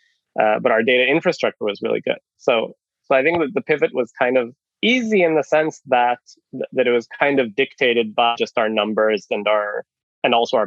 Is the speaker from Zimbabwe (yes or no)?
no; Israel; moved away as an adult; also born or lived in Canada; now in Finland; I'm Canadian originally. I was born in Canada, moved to Israel when I was 10, grew up in Israel, did the army